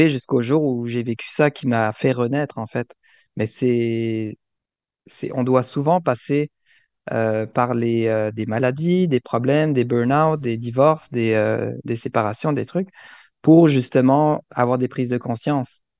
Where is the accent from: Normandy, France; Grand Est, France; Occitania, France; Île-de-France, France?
Grand Est, France; Alsace; moved away as an adult; now in Canada; je suis, je suis né en France, en mhm. Alsace